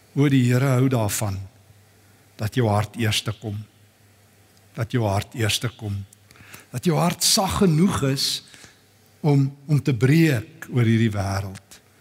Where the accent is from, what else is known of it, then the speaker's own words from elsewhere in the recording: South Africa; as Afrikaners